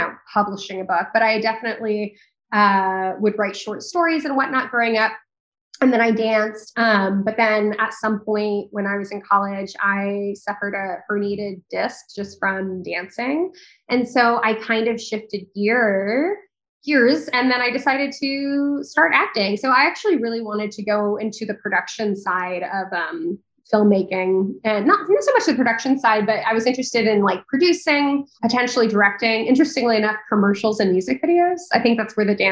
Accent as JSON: {"language": "English", "town": "Nacogdoches", "region": "Texas", "country": "United States", "tie": "born or raised there", "also_born_or_lived": "New York City", "said": "I moved pretty young to a town called Nacogdoches, Texas, which is quite small. I moved there when I was 5. And so it's funny because like, I very much grew up in Texas."}